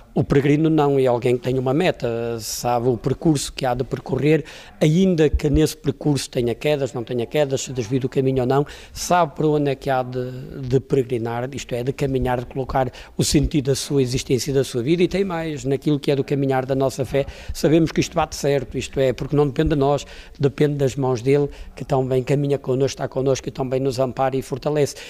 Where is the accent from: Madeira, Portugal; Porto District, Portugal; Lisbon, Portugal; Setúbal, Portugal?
Porto District, Portugal; Póvoa de Varzim; a minha naturalidade sou de São Pedro Ratos, povo de Verzinho